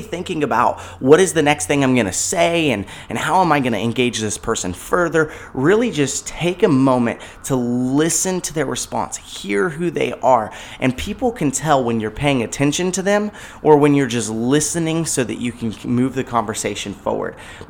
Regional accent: California, United States; born there; I was born in California. I've never been displaced by a fire

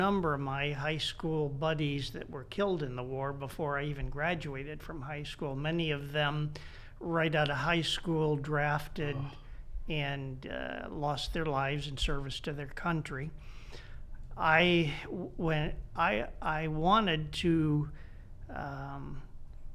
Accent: Washington, District of Columbia, United States; moved away as an adult; also born or lived in Newtown, Connecticut; now in Indianapolis, United States; I'm one of the few people who can claim to be a native of Washington, D.C. I was born in downtown Washington and grew up in the suburbs

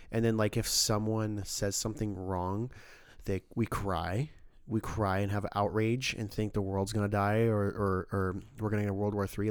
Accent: California, United States; moved away; I'm Californian

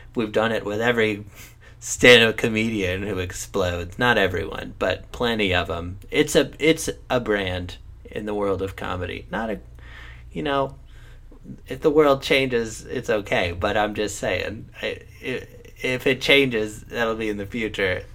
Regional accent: United States; as an American population

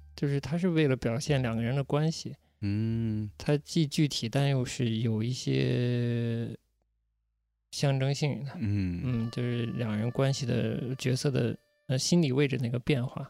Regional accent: China; 我也是中国人嘛

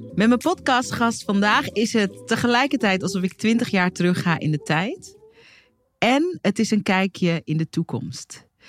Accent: Hoorn, North Holland, Netherlands; ik, die in Horen opgroeide

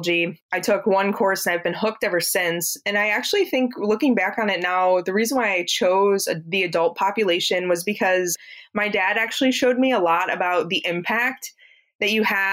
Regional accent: Ohio, United States; now in Florida, United States; I'm actually from Ohio. Originally, I hail from Ohio. I was raised in Ohio

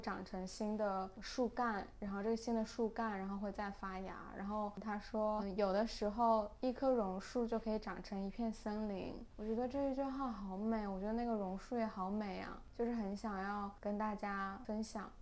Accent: China; now in Hong Kong; 两个出生于内地，现在暂居香港的女性

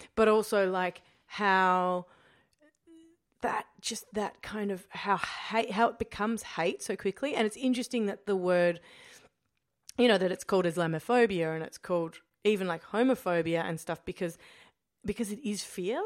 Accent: Australia; being Australian

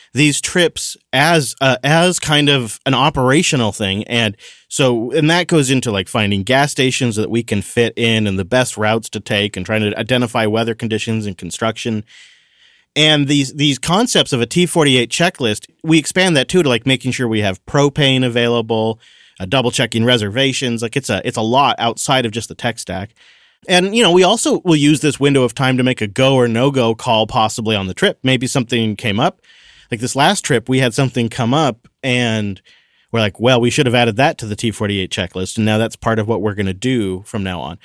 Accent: Washington, United States; My home state

